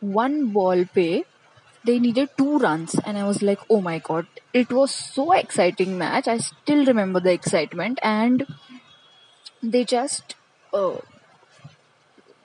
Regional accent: Maharashtra, India; I am from Maharashtra, so since everybody around me was like following Mumbai Indians

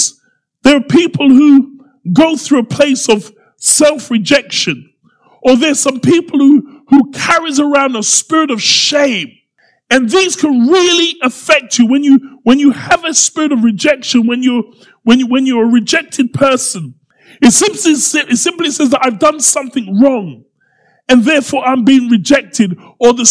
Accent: Croydon, London, United Kingdom; I'm from Croydon.

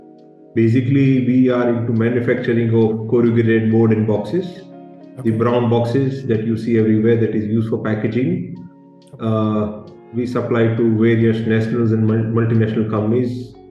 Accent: Rajkot, Gujarat, India; also born or lived in Mumbai; basically born and brought up in Rajkot, did my college in Bombay.

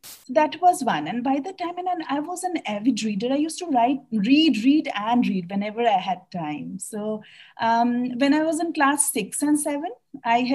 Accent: Delhi, India; moved away; also born or lived in Bihar / Calcutta; my parents live in Bihar, and I was raised in Delhi with another set of parents.

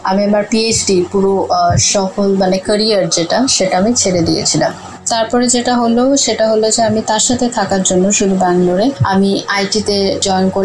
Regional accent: Delhi, India; আমি দিল্লিতে মানুষ হয়েছি আমার বাবা যেহেতু ট্রান্সফারেবল জব ছিল তারপর আমি প্রেসিডেন্সি ইউনিভার্সিটি থেকে পাশ করি

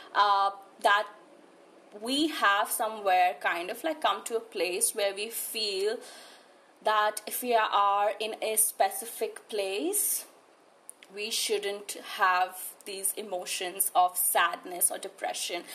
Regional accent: New Delhi, Delhi, India; I shifted to New Delhi when I was in class five, so that's almost like me spending my entire life here

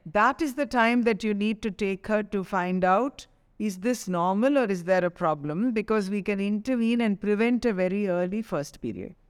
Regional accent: Chennai, Tamil Nadu, India; growing up in Chennai

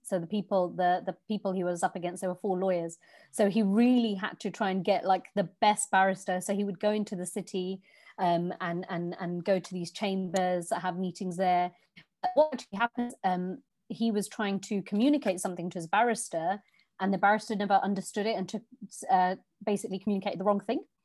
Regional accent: London, United Kingdom; moved away; also born or lived in Virginia Water, Surrey; I was born and raised in Southall, West London

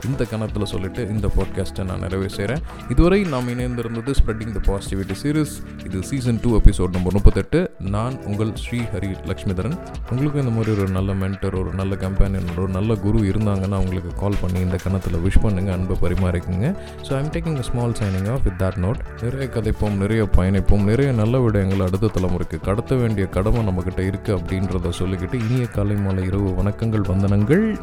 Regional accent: Madurai, Tamil Nadu, India; நானும் மதுரைக்காரன் தான்

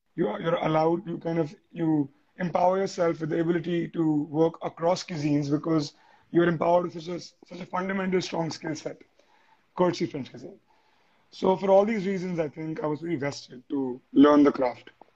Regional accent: India; being an Indian

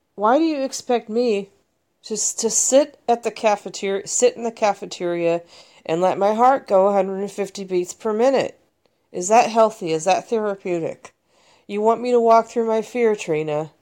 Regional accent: United States; as an American mental health consumer

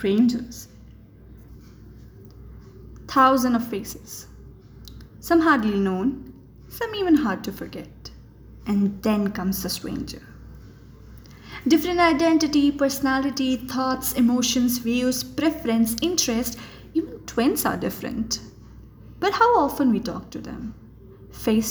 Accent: Jaipur, Rajasthan, India; I'm from Gulabi Nagar, Jaipur

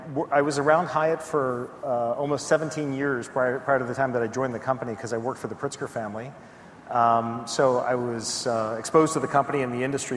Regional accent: outside of Philadelphia, Pennsylvania, United States; moved away as an adult; now in Chicago, United States; I grew up outside of Philadelphia, and spent my time on the East Coast in school and working until I moved to Chicago to go to graduate school.

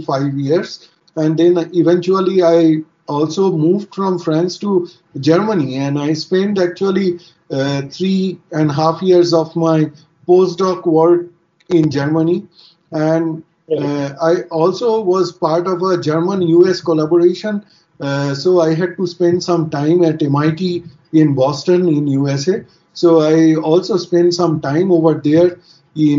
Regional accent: India; moved away as an adult; live in my home country where my family is

